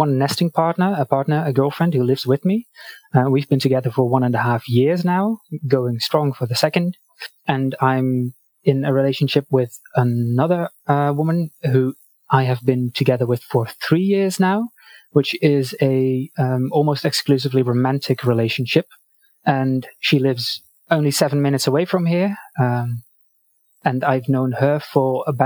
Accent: Netherlands; I am from Europe, the Netherlands specifically

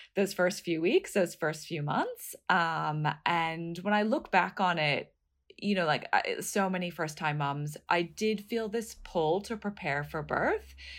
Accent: United States; moved away as an adult; also born or lived in New York; now in Australia; I'm from the States originally

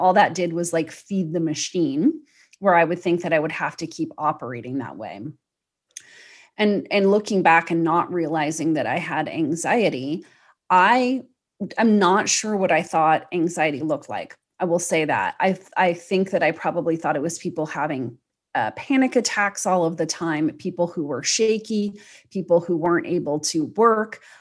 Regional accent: United States; I'm an American

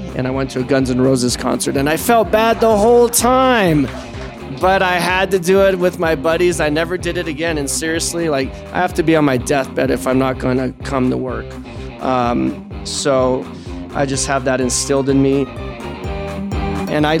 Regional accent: Seattle, Washington, United States; also born or lived in Hawaii; I grew up in Hawaii. I was born in Hawaii. When I was 7, my parents split, and then we moved to Seattle

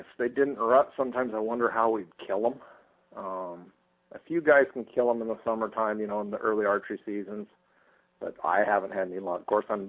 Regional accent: Estacada, Oregon, United States; A small town called Estacada, originally a logging town. We're about 25 miles southeast of Portland

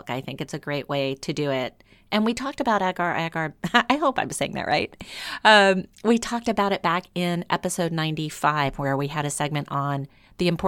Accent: New Orleans, Louisiana, United States; I went on a mm-hmm. bakery crawl through my hometown of New Orleans.

